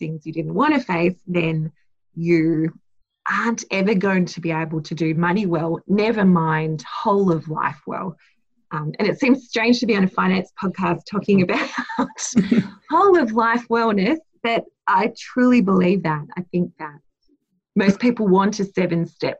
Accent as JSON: {"language": "English", "town": "Blacktown", "region": "New South Wales", "country": "Australia", "tie": "born or raised there", "said": "I was born in Blacktown Hospital."}